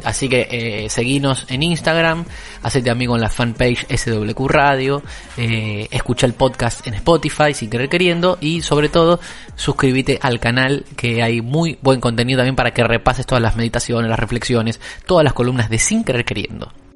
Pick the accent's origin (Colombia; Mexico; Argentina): Argentina; hablo como argentino, no, no puedo hablar con otro